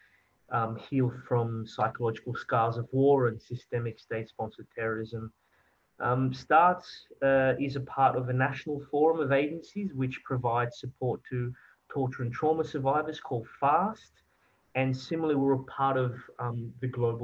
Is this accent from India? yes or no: no; Australia; also born or lived in France / Belgium